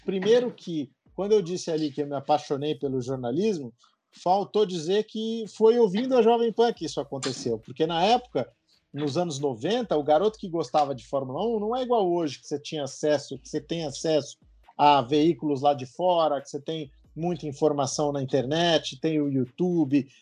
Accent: Ribeirão Pires, São Paulo, Brazil; quando eu bati nas portas da, da rádio lá da minha cidade, de Ribeirão Pires, próximo aqui a São Paulo

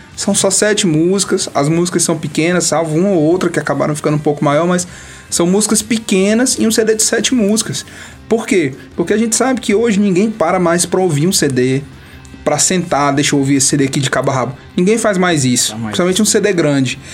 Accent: Campo Maior, Piauí, Brazil; also born or lived in Minas Gerais; now in Teresina, Brazil; quando eu comecei a tocar aqui em Teresina, que eu sou de Campo Maior, quando eu vim de lá pra cá

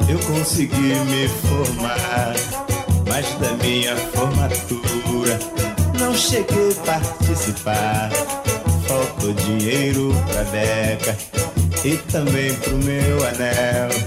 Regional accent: Duas Barras, Rio de Janeiro, Brazil; mas eu nasci no carnaval de 38 em Duas Barras, estado do Rio. Fui criado na Serra dos Pretos Fogos, um morro meio amineirado

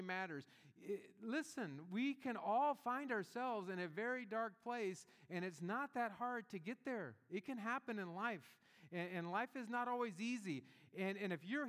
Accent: Gulf Coast of Northwest Florida, United States; I grew up in the Gulf Coast of Northwest Florida, and in our town there was a very large military base, Eglin Air Force Base

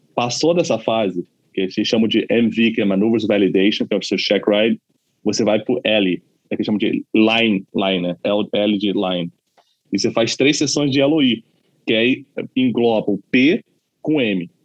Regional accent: Brazil; moved away as an adult; also born or lived in Los Angeles, United States; now in United States; eu sou brasileiro, falo português sem problema nenhum

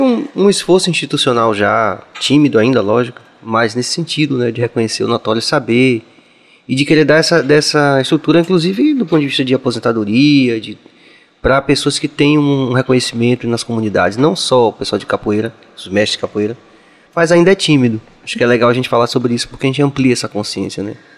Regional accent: Northeast Region, Brazil; moved away; also born or lived in São Paulo; da gente como nordestino em São Paulo

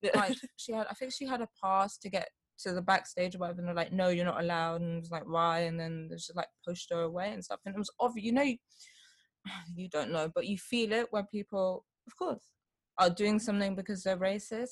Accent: London, United Kingdom; both my parents born here in yeah. London. So it's like, oh, where are you from? And I'm like, London.

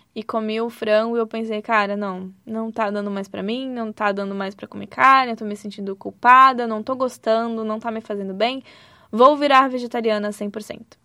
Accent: Santa Catarina, Brazil; moved away as an adult; also born or lived in Rio de Janeiro; E eu sou de Santa Catarina, então fui de Santa Catarina para o Rio de Janeiro

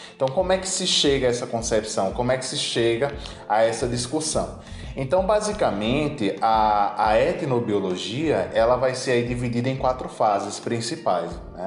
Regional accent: Rodelas, Bahia, Brazil; moved away; also born or lived in Pernambuco; na minha cidade natal, né, minha querida Rodelas, Bahia

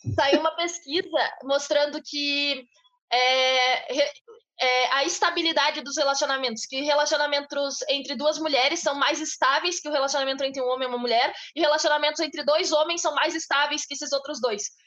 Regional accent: Bagé, Rio Grande do Sul, Brazil; A gente vem de uma cidade pequena, a gente vem de Bagé

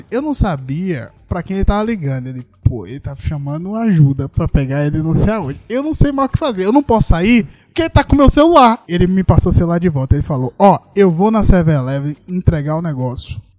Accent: Salvador, Bahia, Brazil; Aí eu, não, sou de Salvador.

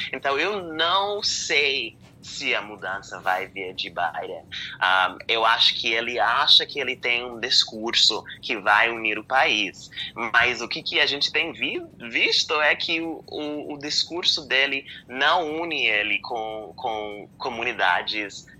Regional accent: Pennsylvania, United States; eu eu sou da, da Pensilvânia

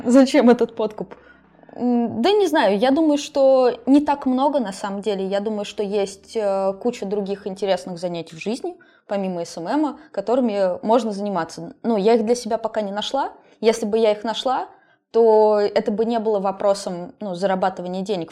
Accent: a small town in Tver Oblast, Russia; also born or lived in Moscow; now in Saint Petersburg, Russia; я из маленького города в Тверскую область

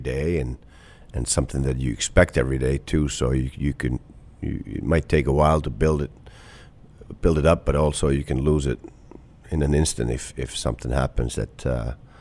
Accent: Kuopio, North Savo, Finland; moved away as an adult; also born or lived in Tampere, Finland / Clarkson, United States; now in Columbus, United States; Kuopio, my hometown

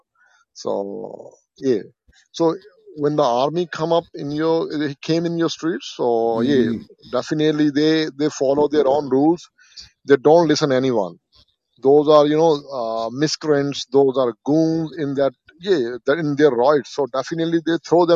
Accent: India; I'm from India

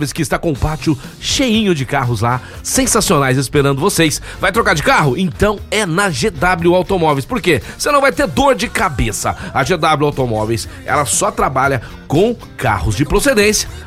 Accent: São Paulo, Brazil; Nós somos de São Paulo, nós somos aqui, né, do estado de São Paulo

